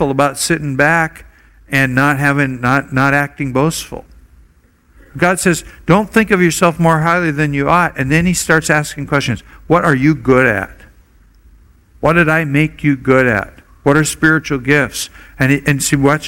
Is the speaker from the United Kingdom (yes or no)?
no; Oregon, United States; now in Hawaii, United States; I grew up in Oregon.